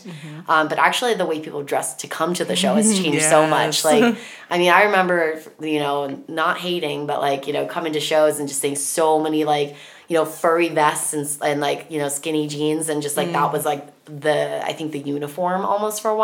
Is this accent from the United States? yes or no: yes; Denver, Colorado, United States; I'm from Denver